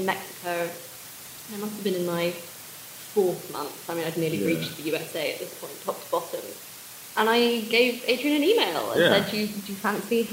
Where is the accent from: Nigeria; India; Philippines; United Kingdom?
United Kingdom; England; accent: very English; I know how I sound. Yeah. Very English